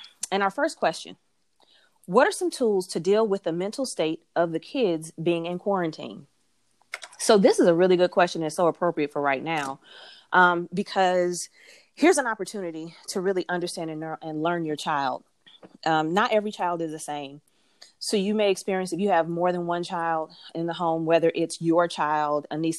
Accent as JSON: {"language": "English", "town": "Detroit", "region": "Michigan", "country": "United States", "accent": "country city accent", "said": "I'm from Detroit, but people don't necessarily, if they hear me talk, they don't know where I'm from because they think that I am from the South, because my mom is from Atlanta. And so it's like, I have this country city accent sometimes."}